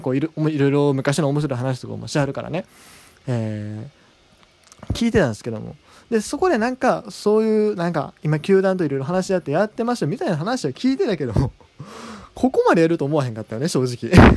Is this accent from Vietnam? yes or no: no; Kansai, Japan; 僕は関西人やからね